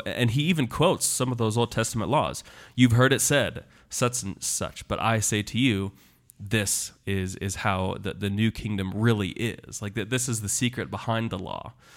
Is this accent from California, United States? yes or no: no; Kansas, United States; moved away; I'm from the Great Plains